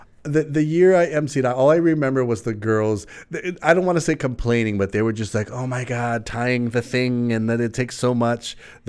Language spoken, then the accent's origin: English; Mililani, Hawaii, United States; from Mililani, right?